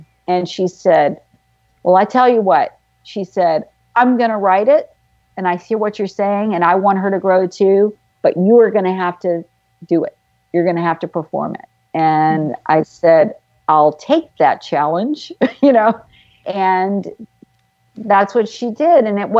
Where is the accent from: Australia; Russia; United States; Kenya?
United States; the South; accent: Southern; so that when I went to New York, you know, one of the other things I had to do was get rid of my Southern accent. I had to lose it.